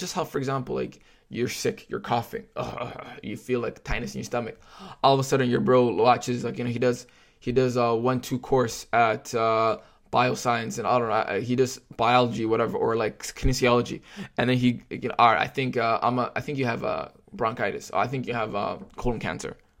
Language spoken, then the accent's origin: English; Toronto, Ontario, Canada; I grew up in Scarborough and grew up with the communities around me